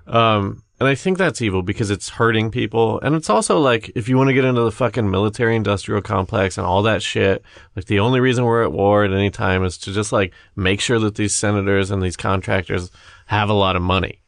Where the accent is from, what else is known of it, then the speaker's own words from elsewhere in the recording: Midwest, United States; we grew up in the Midwest